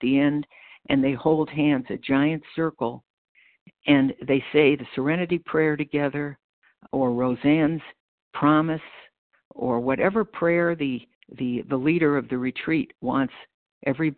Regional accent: Freeport, New York, United States; born or raised there; accent: American; moved away as an adult; also born or lived in Brooklyn, New York / Chicago, Illinois; now in Batavia, United States

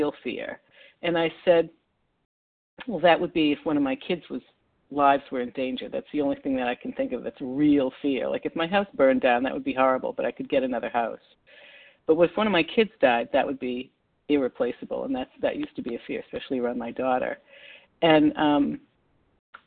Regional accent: Massachusetts, United States; I'm from Massachusetts.

